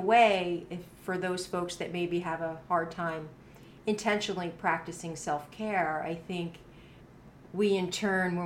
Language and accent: English; New Jersey, United States; now in Arizona, United States; I'm from New Jersey